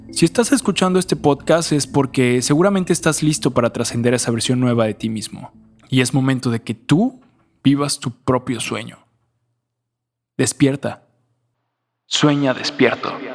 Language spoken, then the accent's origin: Spanish; Mexico; como nací en México